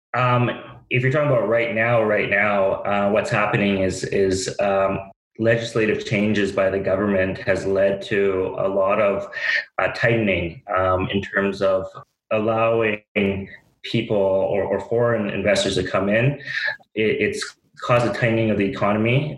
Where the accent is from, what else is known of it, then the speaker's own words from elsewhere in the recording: Vancouver, British Columbia, Canada; I'm born and raised in Vancouver.